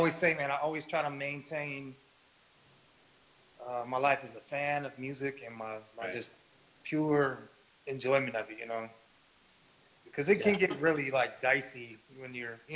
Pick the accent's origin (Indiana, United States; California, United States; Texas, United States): California, United States; the Bay Area; I grew up in the Bay Area.